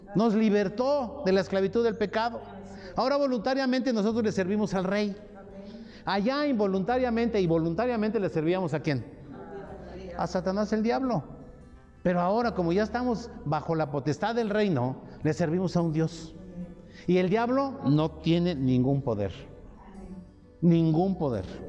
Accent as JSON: {"language": "Spanish", "country": "Mexico", "said": "Nosotros tenemos una credencial que nos acredita como mexicanos"}